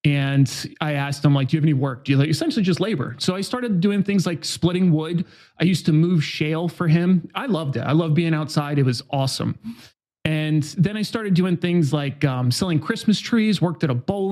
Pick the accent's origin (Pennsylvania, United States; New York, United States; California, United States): New York, United States; Newburgh; now in San Diego, United States; I was born in Hudson Valley, so just outside of New York City. And I grew up in kind of a standard American town. I definitely was really high gang violence. It's a place called Newburgh, New York